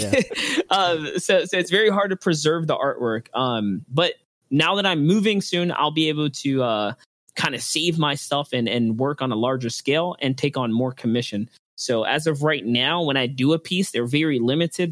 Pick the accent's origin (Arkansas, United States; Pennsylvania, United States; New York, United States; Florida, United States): New York, United States; New York City; I'm from the Bronx, New York